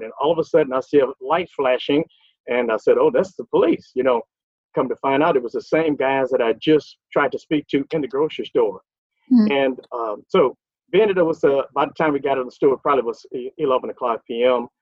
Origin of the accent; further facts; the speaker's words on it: Lake Charles, Louisiana, United States; moved away as an adult; now in Texas, United States; I'm actually from Lake Charles, Louisiana. I now live in Texas and have been here for over 40 years